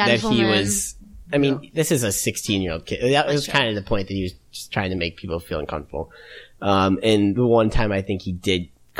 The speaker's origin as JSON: {"language": "English", "town": "Swedesboro", "region": "New Jersey", "country": "United States", "said": "New Jersey."}